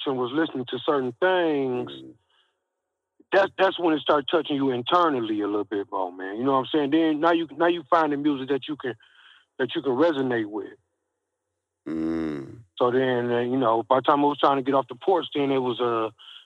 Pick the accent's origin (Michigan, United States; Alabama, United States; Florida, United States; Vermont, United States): Michigan, United States; Saginaw; moved away; also born or lived in Georgia / Texas; I'm from Saginaw, Michigan